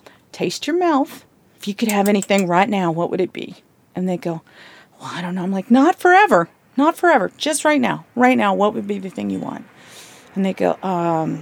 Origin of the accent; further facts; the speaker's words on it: Blue Ridge Mountains of Virginia, United States; accent: southern; moved away; also born or lived in Atlanta, Georgia / San Francisco; my southern accent because I'm from the Blue Ridge Mountains of Virginia, then moved to Atlanta. So my accent was pretty heavy back then.